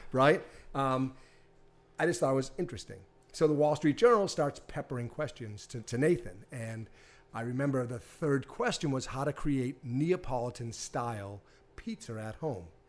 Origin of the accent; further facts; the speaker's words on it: Hanover, Massachusetts, United States; also born or lived in Cohasset, Massachusetts; I'm from Boston. I grew up in Hanover.